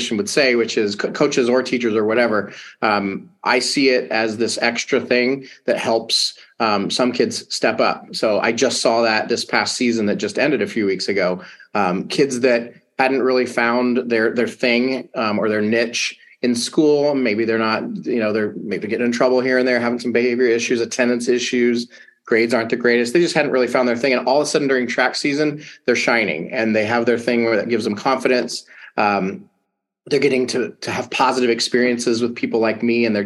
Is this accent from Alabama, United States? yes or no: yes; Alabama, United States; moved away; I grew up in the South, you know, Alabama.